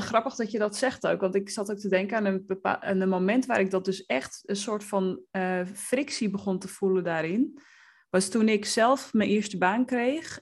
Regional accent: West Friesland, North Holland, Netherlands; ik ben opgegroeid in West-Friesland

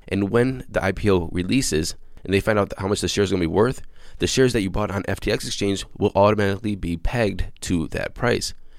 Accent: Cleveland, Ohio, United States; the Cleveland Browns are my hometown American football team

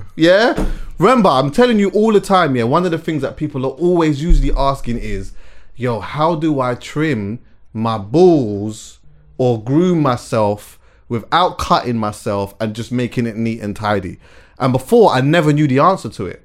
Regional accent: England, United Kingdom; I was born here though, mm-hmm. and I was brought up here

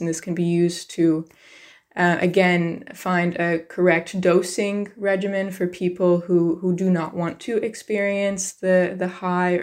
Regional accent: United States; I grew up in the United States

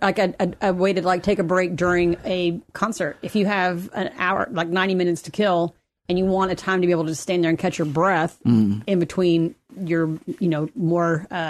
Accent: Kentucky, United States; I am from Kentucky.

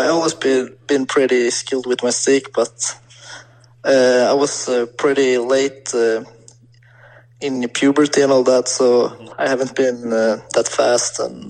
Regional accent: Sweden; born or raised there; English is a second language

